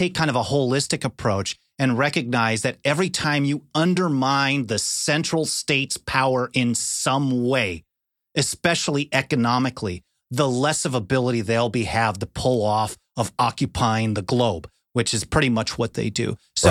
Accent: Wisconsin, United States; moved away as an adult; now in California, United States; even though I grew up in Wisconsin, which is basically the same area

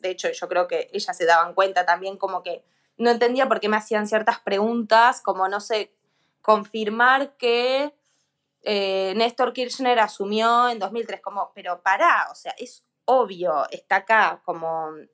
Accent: Argentina; en mi país

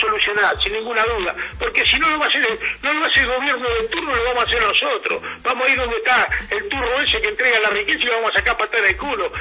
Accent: Argentina; Ya te estoy hablando como argentino

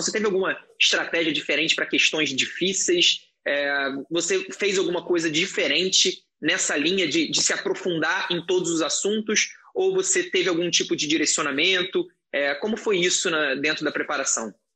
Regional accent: Rio de Janeiro, Brazil; eu sou, sou do Rio, estudava na, na Universidade Federal do Estado do Rio de Janeiro

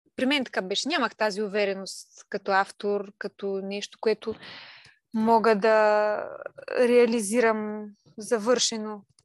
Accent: Kalipetrovo, Silistra Province, Bulgaria; moved away as an adult; also born or lived in Veliko Tarnovo; now in Burgas, Bulgaria; съм от Силистра, Силистринско село

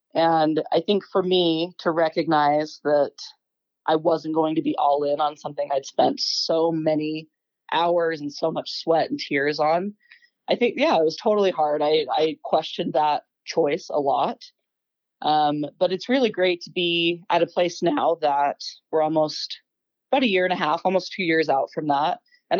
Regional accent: Bountiful, Utah, United States; also born or lived in Holladay, Utah; I was born in Bountiful. Okay. So, yeah, born and raised. I've always lived either just right north of Salt Lake or right south of Salt Lake, Holiday area.

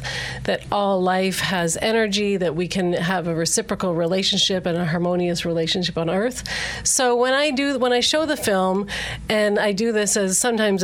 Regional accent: Canada; now in United States; I'm from Canada originally

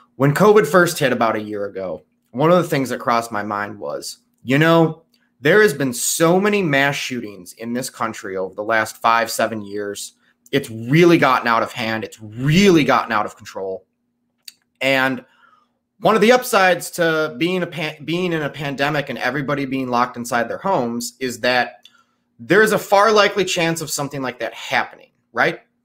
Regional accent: Chicago, Illinois, United States; I'm from Chicago

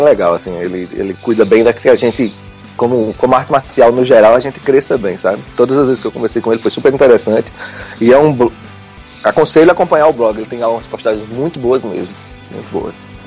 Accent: João Pessoa, Paraíba, Brazil; Eu sou de João Pessoa

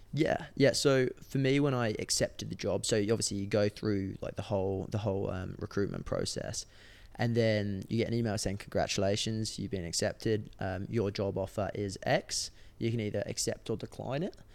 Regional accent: England, United Kingdom; moved away as an adult; now in Australia; I moved out from England in, I think it was twenty sixteen.

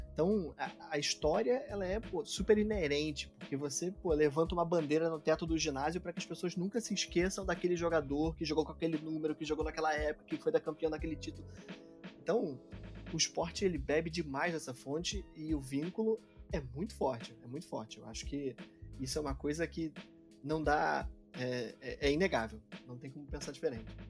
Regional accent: Brazil; como brasileiro

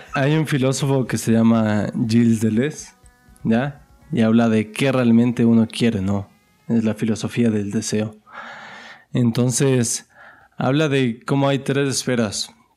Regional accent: Ecuador; como ecuatoriano

